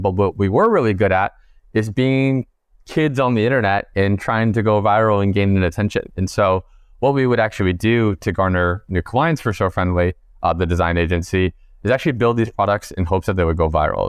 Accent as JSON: {"language": "English", "region": "East Coast", "country": "United States", "said": "we're all from the East Coast"}